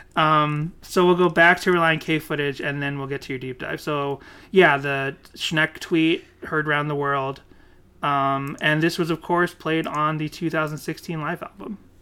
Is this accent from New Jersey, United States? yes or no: no; Burlington, Massachusetts, United States; I had lots of street smarts growing up in Burlington, Massachusetts.